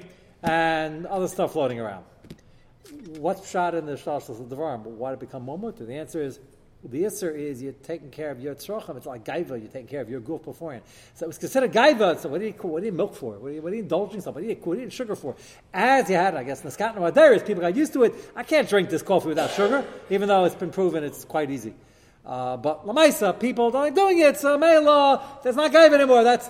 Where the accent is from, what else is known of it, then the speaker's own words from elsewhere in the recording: United States; I'm as American as you guys are. I want to explain to you, I'm more American than most of you. Fourth generation.